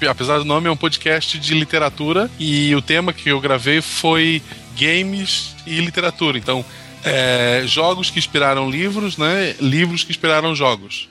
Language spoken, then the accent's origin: Portuguese; Florianópolis, Santa Catarina, Brazil; also born or lived in São José, Santa Catarina; eu sou de Florianópolis, né, é Do lado, eu vivi em São José por vários motivos aleatórios